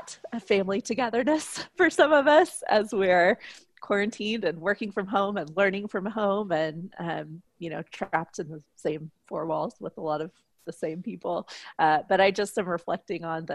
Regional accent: Texas, United States; now in Oklahoma City, United States; I grew up mostly in Texas

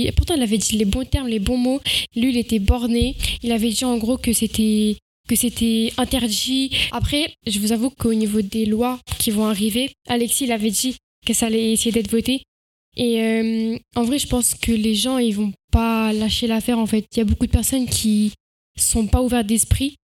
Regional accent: France; je suis française

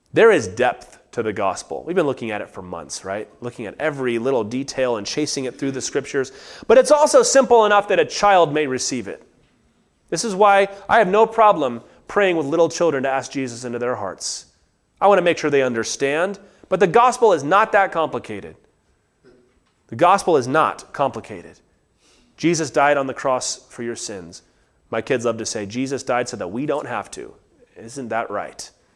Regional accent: United States

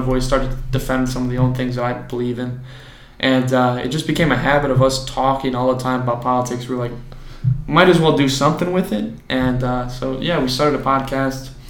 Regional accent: Oswego, United States; So we're all from Oswego, went to the same high school

